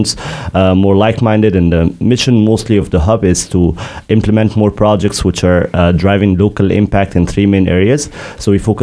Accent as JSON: {"language": "English", "country": "Egypt", "also_born_or_lived": "Belgium", "moved": "yes", "lives_now": "Luxembourg", "said": "I'm from Egypt"}